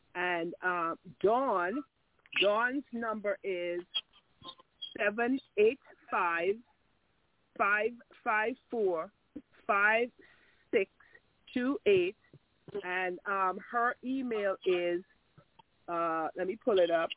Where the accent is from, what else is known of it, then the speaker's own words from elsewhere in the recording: Antigua & Barbuda; now in New York, United States; I am from Antigua. I live in the United States of America